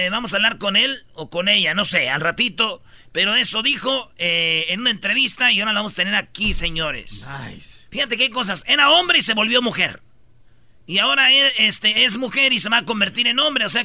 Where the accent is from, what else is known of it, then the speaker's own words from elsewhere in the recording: Michoacán, Mexico; Pues somos de Michoacán, no de Londres, güey.